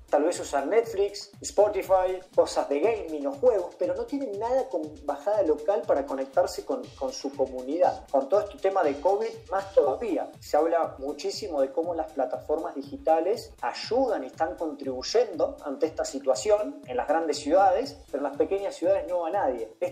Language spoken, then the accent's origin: Spanish; Argentina; nosotros somos oriundos de una pequeña ciudad argentina, una ciudad de 100.000 habitante